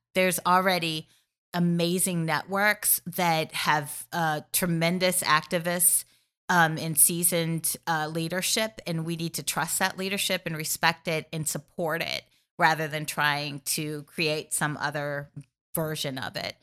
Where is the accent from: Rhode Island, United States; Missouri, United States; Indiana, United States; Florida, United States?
Missouri, United States; my home state of Missouri